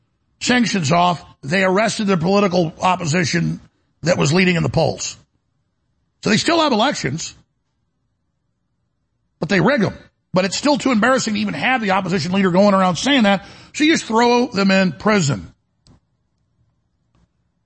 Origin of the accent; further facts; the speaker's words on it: Dallas, Texas, United States; growing up in Dallas